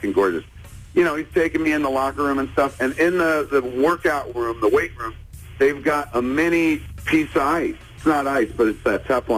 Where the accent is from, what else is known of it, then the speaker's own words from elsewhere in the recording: New Jersey, United States; I didn't grow up in Canada. I grew up in New Jersey